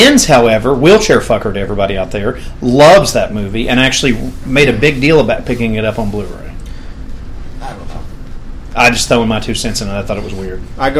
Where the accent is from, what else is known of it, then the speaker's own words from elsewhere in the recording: Canada; now in United States; I'm Canadian.